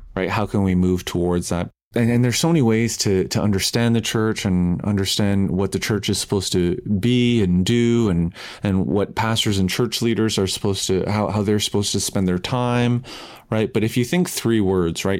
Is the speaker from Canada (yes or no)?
yes; Canada; I'm Canadian